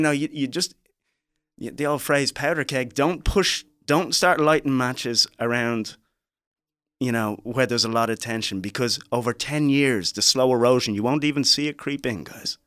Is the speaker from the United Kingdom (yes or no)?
no; Ireland; moved away; also born or lived in Liberia; growing up in Ireland